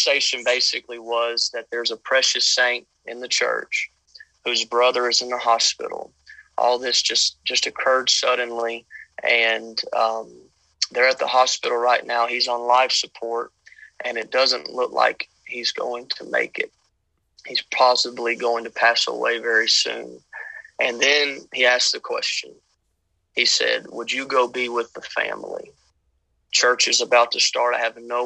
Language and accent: English; Louisiana, United States; moved away as an adult; now in Odessa, United States; I'm originally from Louisiana, born and raised